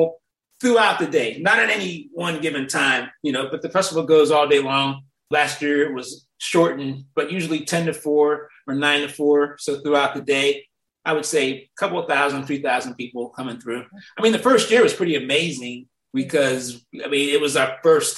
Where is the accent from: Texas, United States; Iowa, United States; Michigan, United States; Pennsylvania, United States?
Pennsylvania, United States; Western; I grew up in Pennsylvania, Western PA, and my parents had a summer garden